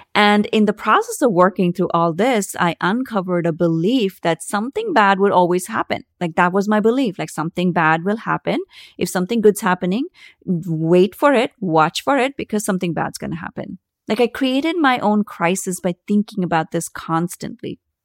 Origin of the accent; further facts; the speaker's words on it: India; I grew up in India